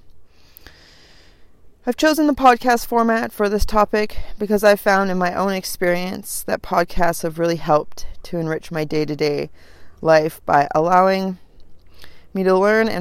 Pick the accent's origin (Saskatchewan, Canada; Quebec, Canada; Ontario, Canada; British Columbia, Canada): British Columbia, Canada; Vancouver Island; I was born in the north of British Columbia, and at a very young age, my parents moved us to Vancouver Island.